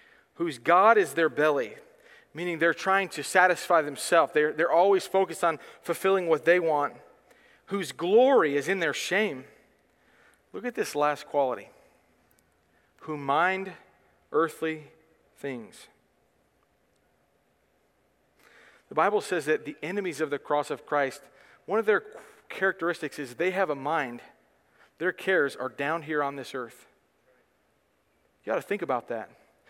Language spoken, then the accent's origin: English; United States; I am an American person